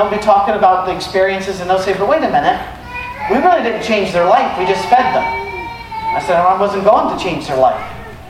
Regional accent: United Kingdom; I don't even do that here. I'm British. We don't do that.

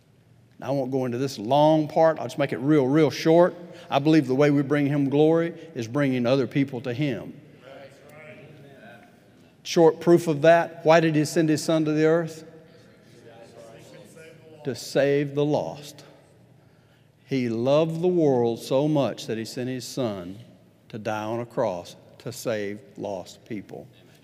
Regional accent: Huntsville, Alabama, United States; now in Tulsa, United States; I'm from Huntsville, Alabama. I'm tired of being from Huntsville, Alabama. I want to move.

